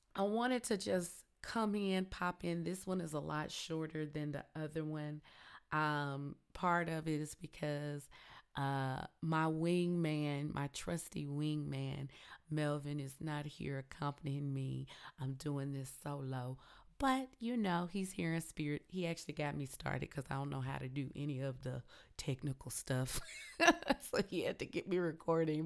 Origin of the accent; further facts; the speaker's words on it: Tennessee, United States; I'm country, I'm from Tennessee